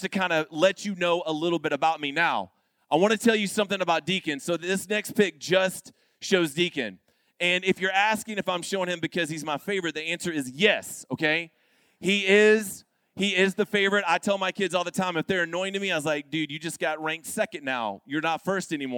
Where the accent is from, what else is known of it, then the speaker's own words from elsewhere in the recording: Florida, United States; now in Arkansas, United States; I am from Florida